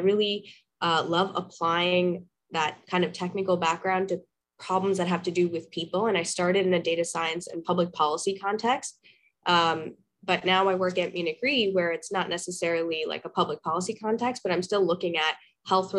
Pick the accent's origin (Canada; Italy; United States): Canada; Toronto, Ontario; also born or lived in Karachi, Pakistan; I was born in Karachi, Pakistan, and raised in Toronto, Canada.